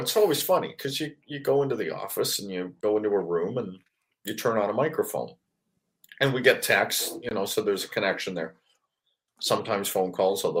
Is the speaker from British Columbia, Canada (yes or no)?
yes; Vancouver, British Columbia, Canada; growing up in Vancouver